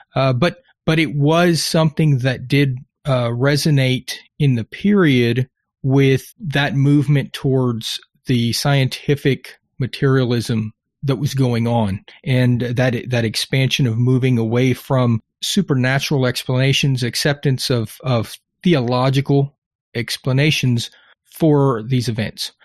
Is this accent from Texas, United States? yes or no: yes; Texas, United States; being Texan